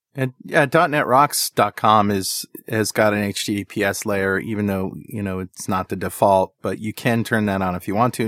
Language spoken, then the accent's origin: English; United States